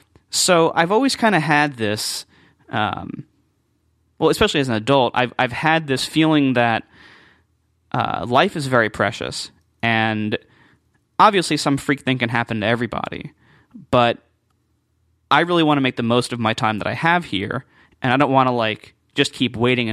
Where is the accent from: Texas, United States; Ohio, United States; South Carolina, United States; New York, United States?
Ohio, United States; Columbus; they got married, and they moved shortly afterwards to Columbus, Ohio. So that's where I was born, and that's where I grew up.